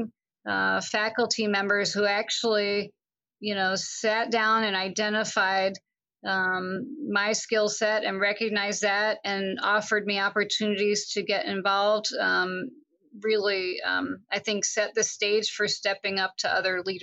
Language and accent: English; Long Island, New York, United States; I grew up in Long Island, New York